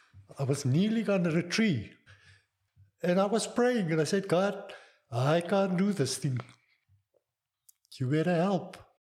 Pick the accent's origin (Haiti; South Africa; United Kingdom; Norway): South Africa; English is a second language; I grew up, obviously, I think, just normal. It was a carefree environment. The 60s and 70s, South Africa was a bit sheltered from the world's movement of fre